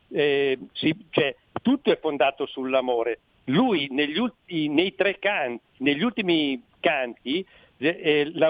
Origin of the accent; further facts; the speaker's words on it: Friuli-Venezia Giulia, Italy; io sono friulano